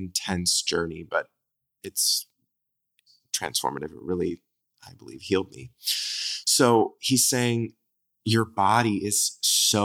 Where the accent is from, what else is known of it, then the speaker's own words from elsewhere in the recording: Southern California, United States; I'm from Southern California